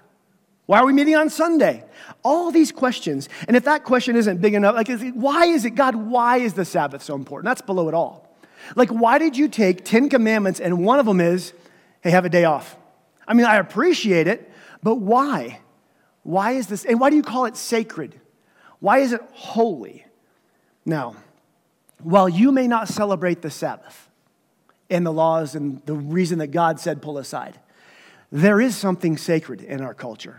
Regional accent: United States; moved away; I grew up in Redstone Marble. We would wear caps to church because it was so cold

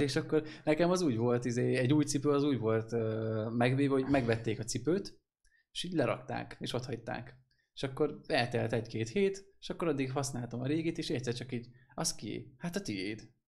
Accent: Hungary; Vidékiek vagyunk

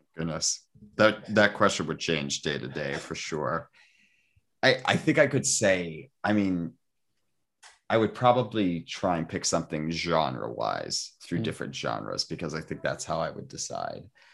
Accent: Toronto, Ontario, Canada; I'm from Toronto, but we used to live outside the city in the country.

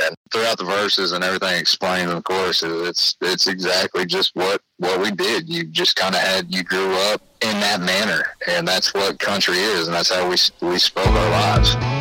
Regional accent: Oklahoma, United States; I'm really from Oklahoma

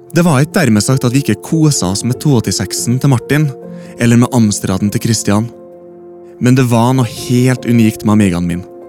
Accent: Norway; på Huseby bare et steinkast unna der jeg vokste opp

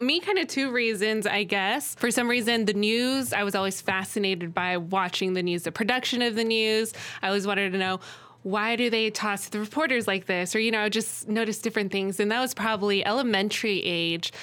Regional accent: Arizona, United States; I grew up in Arizona

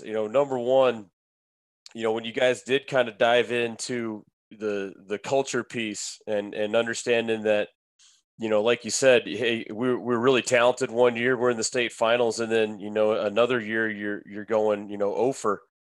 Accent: Pierre, South Dakota, United States; my hometown, you know, Pierre

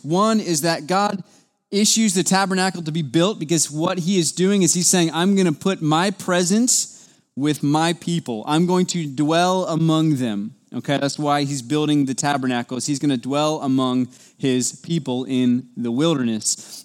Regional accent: United States; as an American in two thousand twenty-two

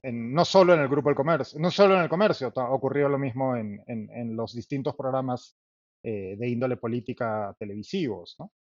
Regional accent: Peru; somos los periodistas peruanos

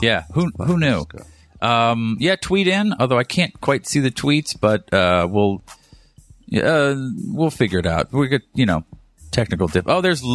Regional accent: East Coast, United States; now in Los Angeles, United States; I'm from the East Coast

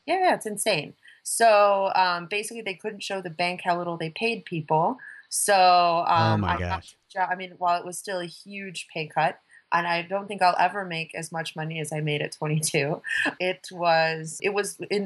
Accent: Palos Verdes, California, United States; moved away; also born or lived in Los Angeles, United States; I grew up in Palos Verdes, which is a very sleepy place by the beach. But interestingly enough, I've always associated Palos Verdes with being a very kind of conservative place.

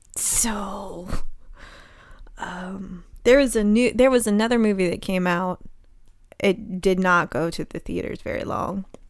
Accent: Charleston, South Carolina, United States; I grew up in Charleston

